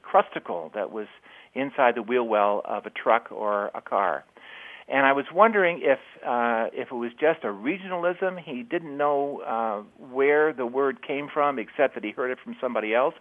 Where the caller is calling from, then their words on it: South Burlington, Vermont, United States; I'm calling from South Burlington, Vermont.